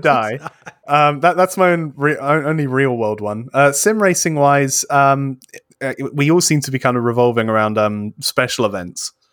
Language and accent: English; United Kingdom; I'm British